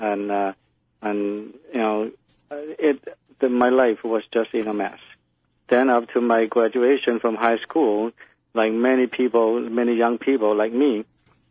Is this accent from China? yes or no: yes; China; English is a second language; moved away as an adult; now in United States; I was born in China. Mm-hmm. And when I was 35 years old, I came to the United States on my exchange, first exchange program. And at the time when I was growing up, it was the time during Cultural Revolution in China